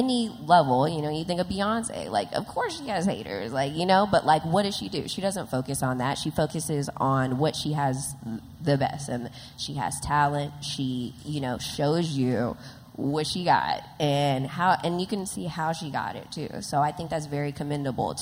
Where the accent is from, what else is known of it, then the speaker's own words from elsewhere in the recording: Los Angeles, California, United States; a young girl growing up in South Central